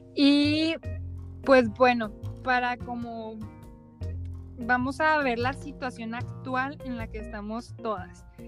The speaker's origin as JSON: {"language": "Spanish", "country": "Mexico", "said": "somos de México"}